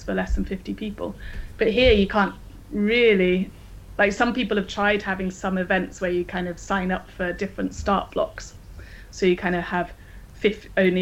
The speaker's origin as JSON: {"language": "English", "town": "Coventry", "region": "West Midlands", "country": "United Kingdom", "tie": "born or raised there", "also_born_or_lived": "Scotland", "moved": "yes", "lives_now": "Sweden", "said": "I grew up in Coventry, Warwickshire."}